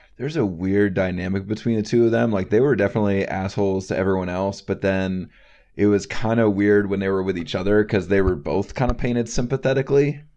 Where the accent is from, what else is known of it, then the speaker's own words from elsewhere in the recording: North Carolina, United States; I'm from North Carolina.